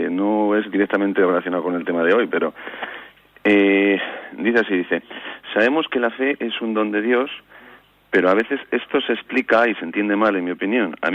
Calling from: Vitoria, Basque Country, Spain; Buenos días … de Vitoria.

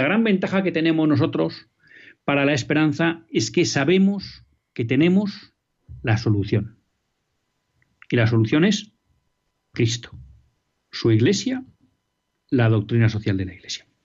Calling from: Villa del Prado, Community of Madrid, Spain; No, yo, yo soy de Villa del Prado.

